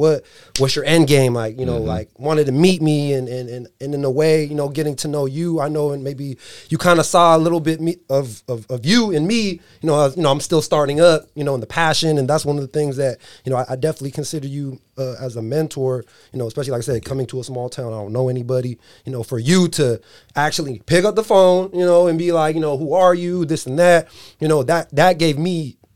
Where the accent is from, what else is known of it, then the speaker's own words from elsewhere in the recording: San Diego, California, United States; moved away as an adult; I'm not from this area. My wife is from Dixon. Coach Jopie is from Dixon. I'm from San Diego.